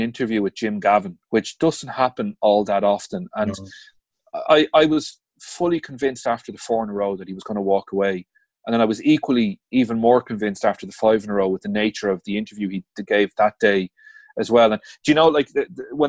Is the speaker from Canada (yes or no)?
no; Dublin, Leinster, Ireland; I grew up in Dublin, born and bred in Dublin